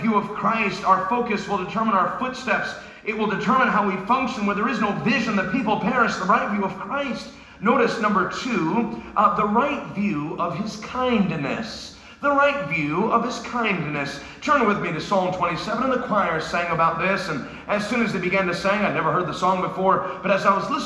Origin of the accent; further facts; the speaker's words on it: New York, United States; I'm from New York. My dad's from Brooklyn. My mother's from New Jersey.